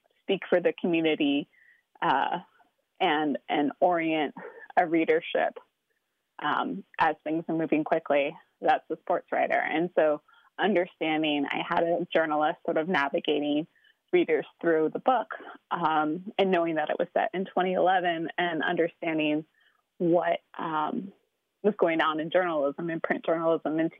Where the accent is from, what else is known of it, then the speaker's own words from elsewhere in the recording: Seattle, Washington, United States; I grew up in Seattle going to Mariners games with my dad